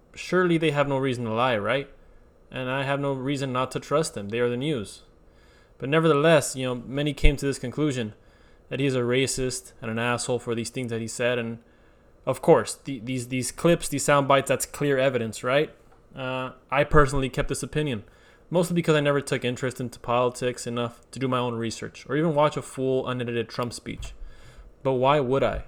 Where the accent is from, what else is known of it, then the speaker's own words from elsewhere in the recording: United States; I am Mexican American. Um, I say Mexican first because my parents are Mexican, both of them are Mexican, and then American uh, because I was born here